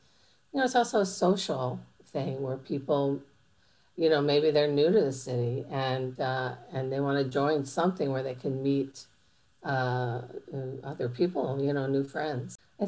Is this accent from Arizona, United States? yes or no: no; Chicago, Illinois, United States; I'm the South Side